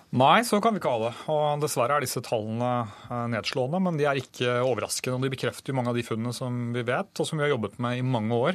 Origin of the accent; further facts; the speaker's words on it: Drammen, Buskerud, Norway; min hjemby Drammen